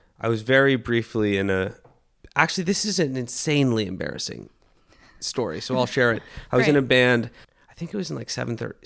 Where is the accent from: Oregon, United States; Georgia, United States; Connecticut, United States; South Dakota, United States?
Oregon, United States; Portland; I'm from Portland, Oregon